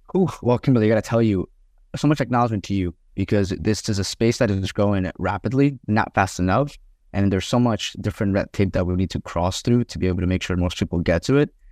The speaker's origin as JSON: {"language": "English", "country": "Colombia", "tie": "born or raised there", "said": "I grew up in Columbia"}